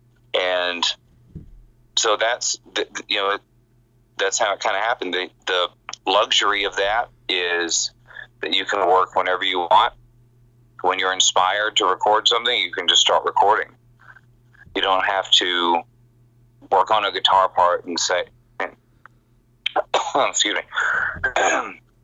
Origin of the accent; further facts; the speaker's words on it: Texas, United States; moved away as an adult; now in Los Angeles, United States; When I grew up in Texas, and when I moved to L.A. at the end of 99